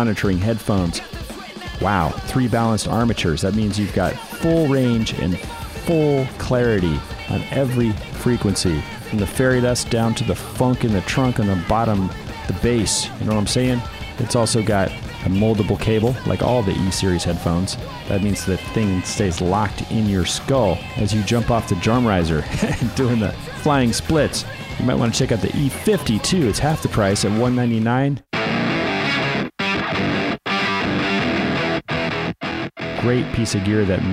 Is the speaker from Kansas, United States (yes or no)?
no; Berkeley, California, United States; I grew up over in Berkeley, San Francisco